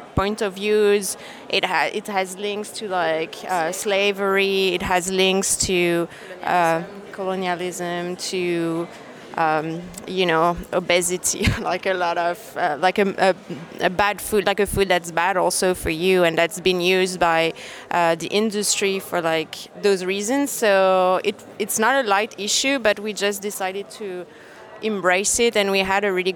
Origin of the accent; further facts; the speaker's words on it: Paris, Île-de-France, France; we're from Paris.